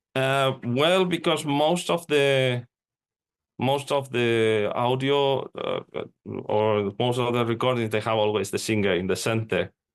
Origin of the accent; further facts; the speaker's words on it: Spain; now in Finland; I'm, I'm living in, in Finland, even though I'm from Spain